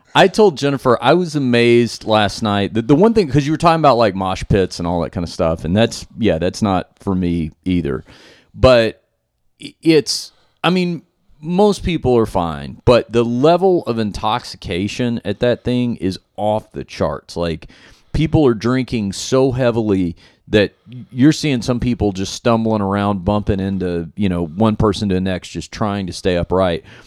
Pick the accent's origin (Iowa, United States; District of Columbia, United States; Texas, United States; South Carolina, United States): Texas, United States; Fort Worth; I'm from Fort Worth, Texas.